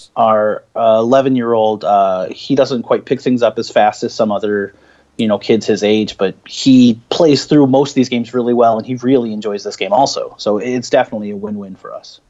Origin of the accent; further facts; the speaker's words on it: Peoria, Illinois, United States; I'm from Peoria, Illinois